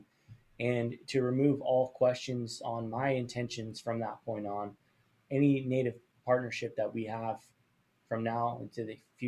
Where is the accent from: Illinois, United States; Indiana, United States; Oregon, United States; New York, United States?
Oregon, United States; Coos Bay; I grew up in Coos Bay, Oregon, and there's a little coastal town in Oregon